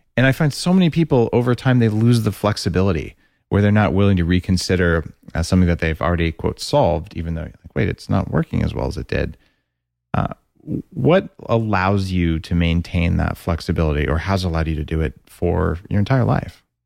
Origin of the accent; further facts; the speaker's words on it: United States; moved away; also born or lived in Canada; I'm American